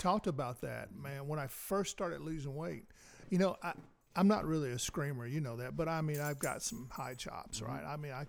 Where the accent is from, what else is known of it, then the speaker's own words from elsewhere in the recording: the South, United States; I even gave up. Now I'm a Southerner, and I've always